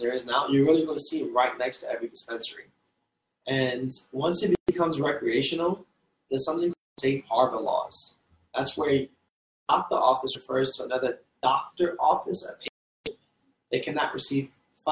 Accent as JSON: {"language": "English", "town": "Fort Lauderdale", "region": "Florida", "country": "United States", "tie": "born or raised there", "also_born_or_lived": "Trinidad", "said": "So my parents from Trinidad, I grew up in Fort Lauderdale"}